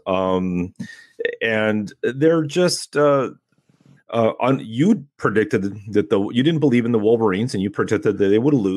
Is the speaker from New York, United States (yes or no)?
no; Temecula, California, United States; also born or lived in Pasadena / San Gabriel Valley; I grew up in Temecula